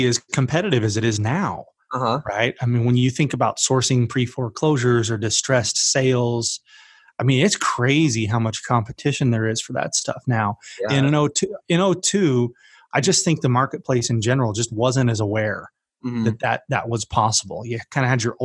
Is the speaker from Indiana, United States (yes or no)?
no; Utah, United States; I grew up in Utah